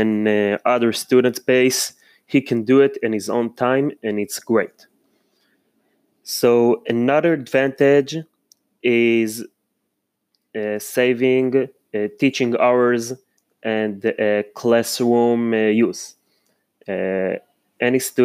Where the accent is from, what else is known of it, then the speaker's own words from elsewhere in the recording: Israel; also born or lived in Holon, Israel; I'm from Israel. I live in Holon, Mikve Israel.